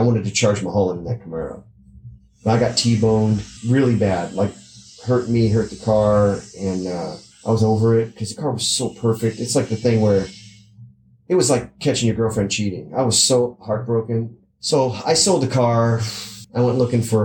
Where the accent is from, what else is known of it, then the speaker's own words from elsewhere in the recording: South Gate, California, United States; I grew up in Southgate